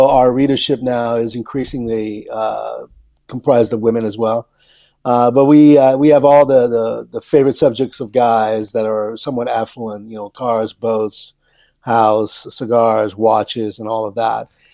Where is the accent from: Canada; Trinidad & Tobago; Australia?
Canada; moved away as an adult; also born or lived in Paris, France; now in Newport Beach, United States; I was born in Paris and then raised in Canada. And then I came to the U.S. in the early 80s